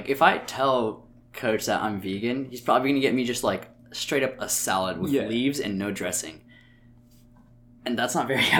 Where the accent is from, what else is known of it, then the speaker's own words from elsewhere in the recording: South India, India; South Indian food's pretty easy to make vegan, and I'm South Indian, so sometimes I just make stuff at home.